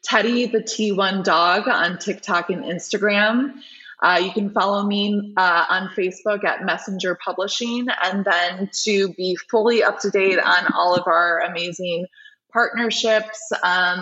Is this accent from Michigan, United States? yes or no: yes; Michigan, United States; the Children's Hospital of Michigan, which is my home state